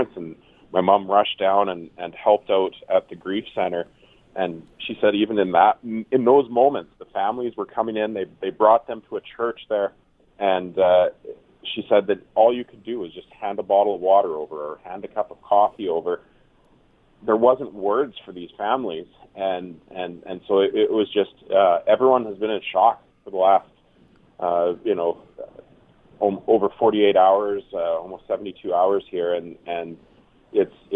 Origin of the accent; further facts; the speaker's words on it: Nipawin, Saskatchewan, Canada; I grew up in Nipawin